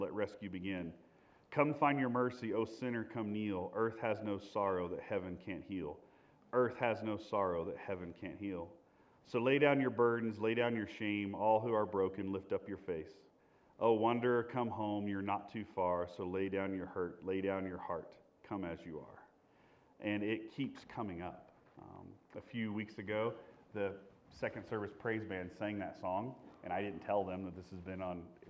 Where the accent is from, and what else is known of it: Indiana, United States; born or raised there